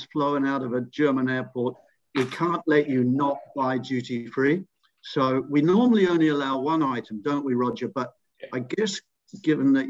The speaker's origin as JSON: {"language": "English", "country": "New Zealand", "said": "my home country"}